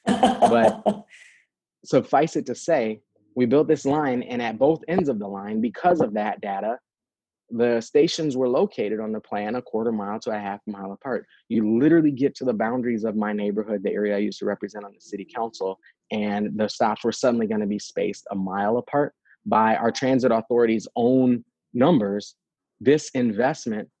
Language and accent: English; St. Paul, Minnesota, United States; I grew up in St. Paul. As you mentioned, I'm a fourth generation St. Paul resident